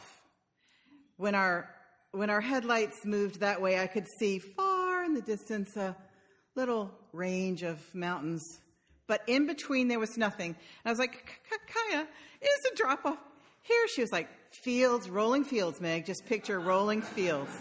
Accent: Philadelphia, Pennsylvania, United States; I'm from Philadelphia

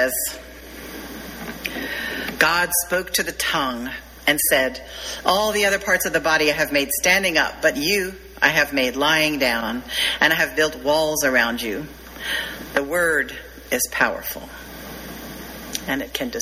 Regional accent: the South, United States; I'm from the South

